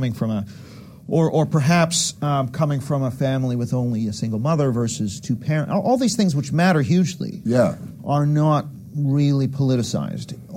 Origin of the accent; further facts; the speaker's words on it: Canada; I'm from Canada